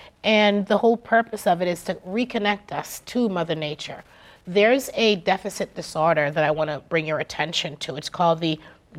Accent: Jamaica; So we are stewards of nature by birth. I'm Jamaican.

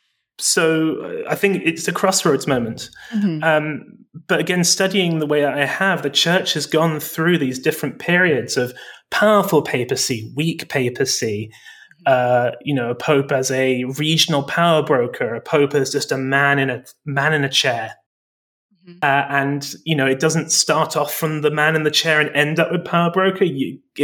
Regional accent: England, United Kingdom; I grew up in Britain, in England

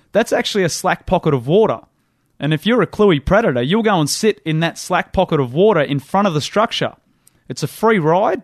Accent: Windsor, New South Wales, Australia; I grew up in the Hawkesbury, the, the top of the, uh, tidal reaches of the Hawkesbury River up near Windsor

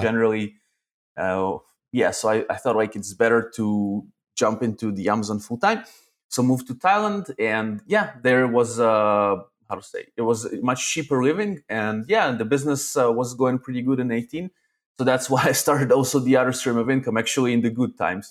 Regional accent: Arad, Southern District, Israel; also born or lived in Zaporizhzhia, Ukraine; then I moved to Israel to a town town called Arad.

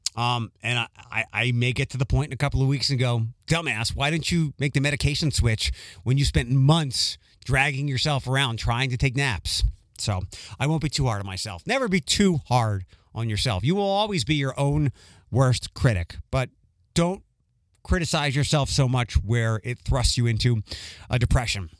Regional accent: Philadelphia, Pennsylvania, United States; moved away; where I grew up in Philadelphia

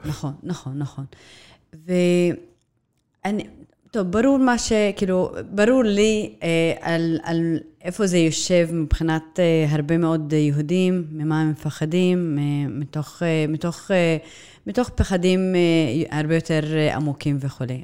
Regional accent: Nazareth, Northern District, Israel; נצרת היא עיר מולדתי. אני נולדתי, אה, שם

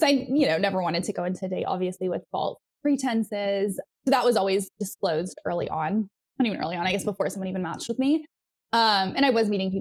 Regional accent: Hendersonville, Tennessee, United States; also born or lived in Toronto, Canada / Windsor, Canada / Atlanta, Georgia / Los Angeles; I grew up here. I moved to Hendersonville when I was 8 years old. So I was born in Toronto and then lived in a town called Windsor

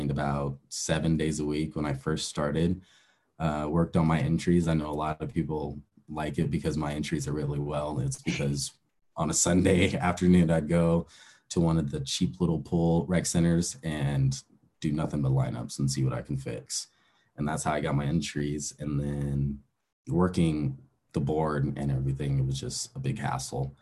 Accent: Aurora, Colorado, United States; I grew up in Aurora, Colorado. It's about 30 minutes east from Denver, Colorado

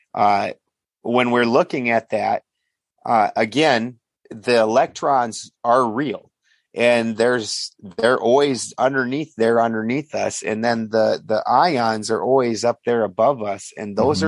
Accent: South Dakota, United States; also born or lived in Richfield, Minnesota / Bloomington, Minnesota; now in California, United States; I'm from South Dakota

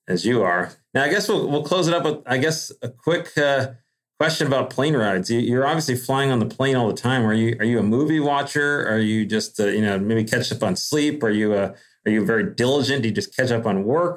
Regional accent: Cleveland, Ohio, United States; moved away as an adult; also born or lived in Columbus, United States; now in Cincinnati, United States; I grew up in Cleveland, and all my loyalties are to the Cleveland teams

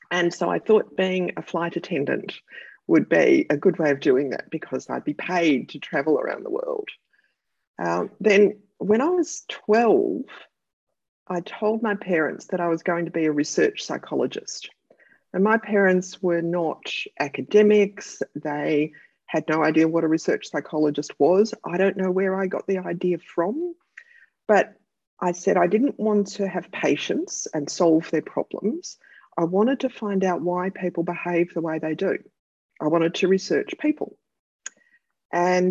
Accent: Melbourne, Victoria, Australia; my hometown of Melbourne

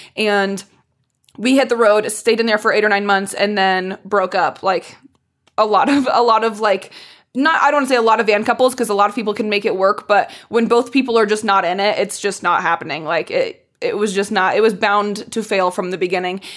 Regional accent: Indianapolis, Indiana, United States; moved away as an adult; also born or lived in Chicago; I grew up in Indiana

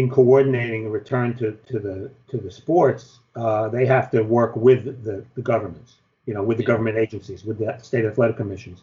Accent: New York, United States; being a New Yorker

